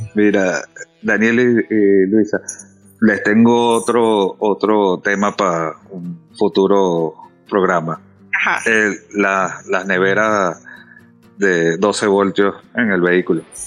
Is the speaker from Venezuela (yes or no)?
yes; Venezuela; moved away as an adult; now in Dominican Republic; ya tengo desde el año 2010 que me mudé a República Dominicana. Ya yo nací en Venezuela, pero pues ya me hice dominicano